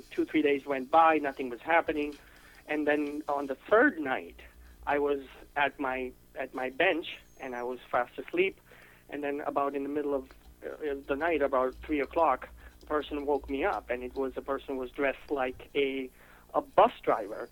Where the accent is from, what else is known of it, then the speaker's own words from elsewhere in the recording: India; now in United States; I'm from India. Um, I am a U.S. citizen now, but I am originally from India.